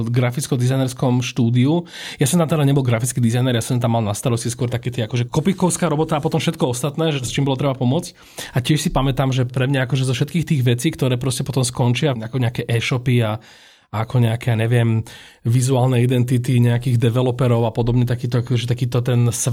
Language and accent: Slovak; Povedim, Nitra Region, Slovakia; moved away as an adult; now in Bratislava, Slovakia; ja som z Povedima, teda zdravím teda celú moju rodnú osadu.